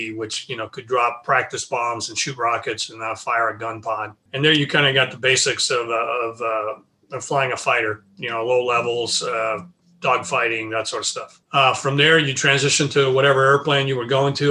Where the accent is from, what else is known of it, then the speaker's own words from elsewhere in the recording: Tracy, California, United States; I grew up in the Central Valley of California, about 80 miles east of the San Francisco Bay Area, a small town, Tracy, California.